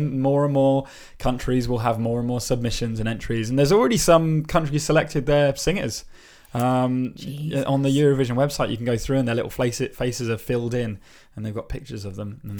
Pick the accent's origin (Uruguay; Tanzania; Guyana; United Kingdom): United Kingdom; England; I'm very English.